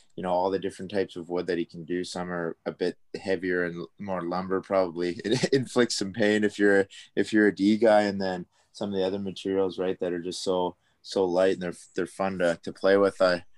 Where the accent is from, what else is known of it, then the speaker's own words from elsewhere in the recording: Coquitlam, British Columbia, Canada; And growing up in Coquitlam, we had a pretty awesome wood tech kind of facility in our high school.